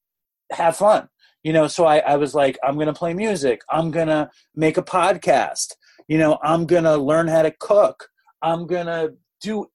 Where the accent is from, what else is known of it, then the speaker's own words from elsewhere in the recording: New York City, New York, United States; I grew up in Manhattan and I grew up at this very, very amazing school. I got into the school when I was like 4. And I didn't leave the school until I was like 17.